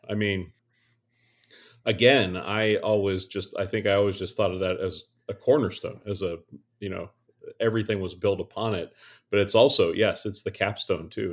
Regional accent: Western Pennsylvania, United States; … and …, who are middle-aged, cishet, white pastors in the Lutheran Christian tradition. born and raised in Western P A.

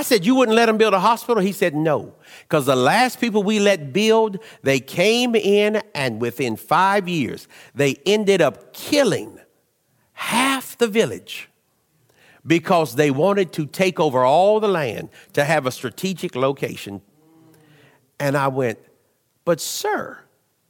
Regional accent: United States; I'm Western. I'm American. I like being American

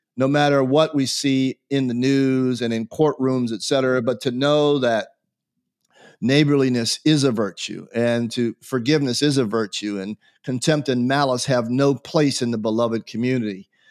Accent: United States; answer as an American

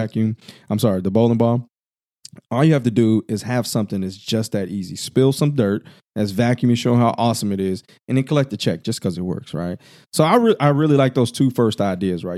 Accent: Illinois, United States; I'm from the Midwest, Illinois to be exact

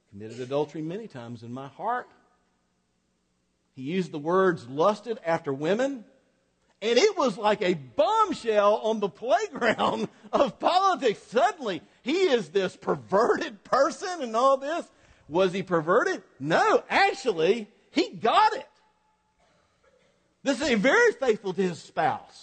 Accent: North Florida, United States; I grew up in North Florida, just on the edge of South Georgia, so I'm kind of a South Georgia redneck by culture.

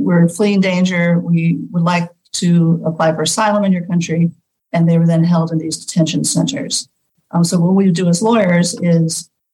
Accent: New York, United States; moved away as an adult; also born or lived in California / New Jersey; now in Central Mexico, Mexico; I was born in California, but raised mostly in Queens and New Jersey

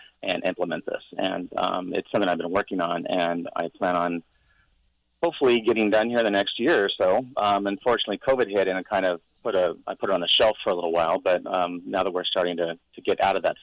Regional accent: Paso Robles, California, United States; now in Hawaii, United States; my hometown has exploded

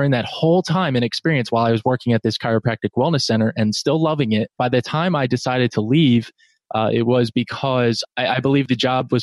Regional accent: New Jersey, United States; now in North Carolina, United States; I'm in North Carolina. I'm a Jersey guy. I grew up, born and raised in New Jersey.

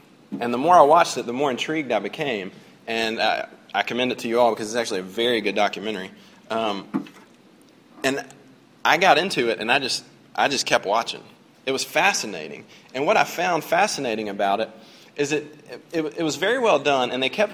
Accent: United States; I'm an American

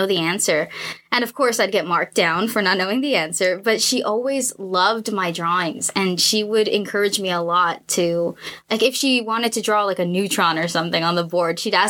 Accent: La Puente, California, United States; I was born and raised in La Puente. I have lived there my entire life.

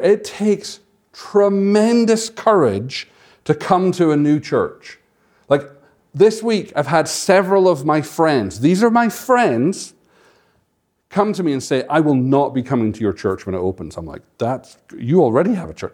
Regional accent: Scotland, United Kingdom; moved away; I'm from Scotland

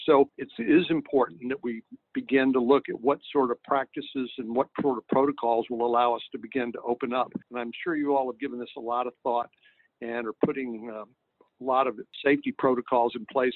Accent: San Antonio, Texas, United States; my hometown of San Antonio

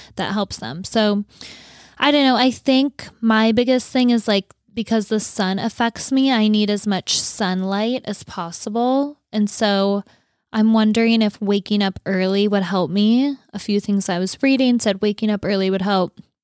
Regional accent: North Dakota, United States; moved away; I grew up in North Dakota

